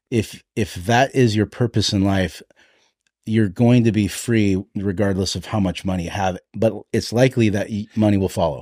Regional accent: Hawaii, United States; I'm, I'm Hawaiian

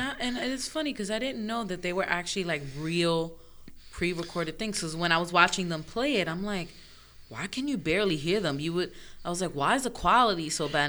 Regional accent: New York, United States; I'm from New York

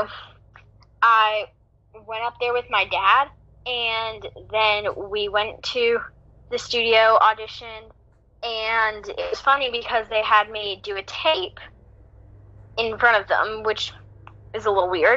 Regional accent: Greensboro, North Carolina, United States; I'm from Greensboro, North Carolina

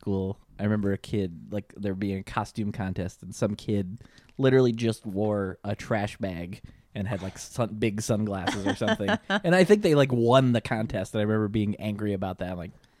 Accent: Michigan, United States; moved away; also born or lived in Virginia; I grew up in Michigan originally.

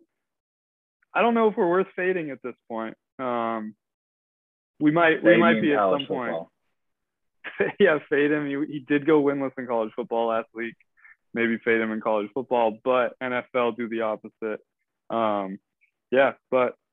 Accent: United States; I am an American

